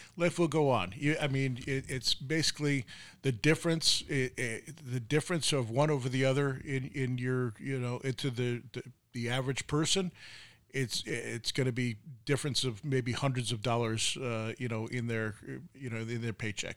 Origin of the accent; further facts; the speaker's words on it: New York, United States; moved away as an adult; I'm from New York, uh, you know, and I grew up with uh, Ed Koch